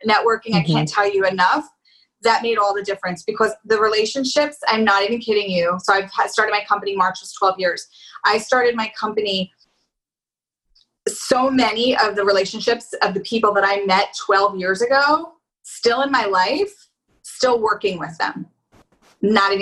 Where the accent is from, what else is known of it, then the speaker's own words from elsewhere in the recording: Philadelphia, Pennsylvania, United States; I'm from Philly